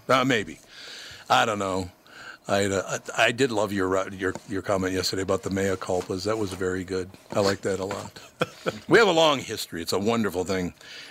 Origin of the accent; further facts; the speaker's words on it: Minnesota, United States; And look, I was born here. I love Minnesota. I grew up in Minnesota.